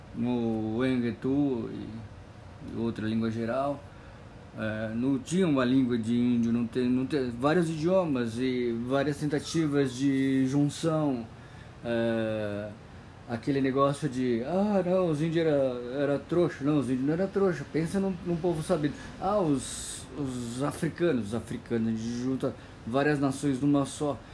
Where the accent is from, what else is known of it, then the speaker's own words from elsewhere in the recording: Brazil; para mim que sou brasileiro. Eu, brasileiro